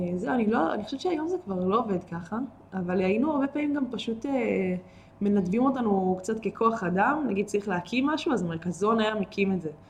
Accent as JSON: {"language": "Hebrew", "country": "Israel", "tie": "born or raised there", "said": "הקיבוץ באמת היה מאוד מאוד מאוד דל בילדים, בתקופה כן. שאנחנו גדלנו בה"}